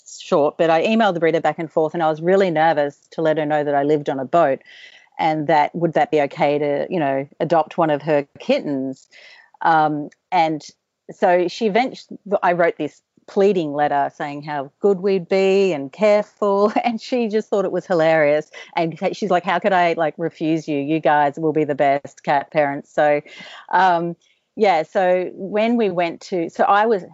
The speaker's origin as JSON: {"language": "English", "country": "Australia", "also_born_or_lived": "Caribbean", "moved": "as an adult", "said": "I don't speak French, and I'm so Australian"}